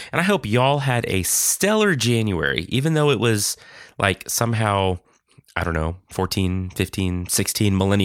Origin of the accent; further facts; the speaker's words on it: Texas, United States; I am an American from Texas